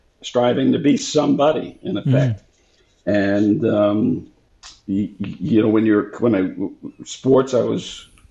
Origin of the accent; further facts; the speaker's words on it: New York City, New York, United States; I grew up in New York City